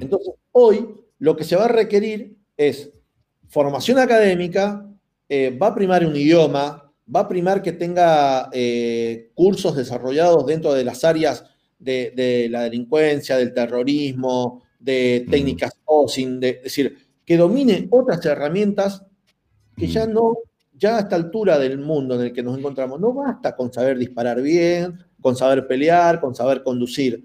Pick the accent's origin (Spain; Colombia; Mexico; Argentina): Argentina; nosotros tenemos acá en la, en Argentina